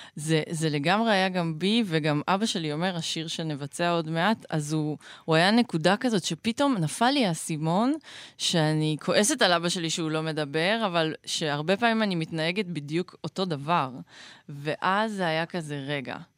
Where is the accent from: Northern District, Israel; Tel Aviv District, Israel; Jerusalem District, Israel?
Northern District, Israel; גדלתי ב... בבועה בועתית בצפון